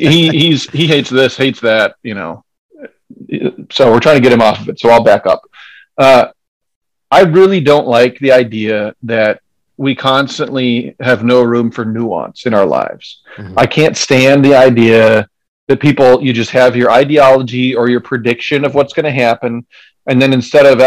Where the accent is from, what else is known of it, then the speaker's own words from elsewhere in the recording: Decorah, Iowa, United States; I grew up in Decorah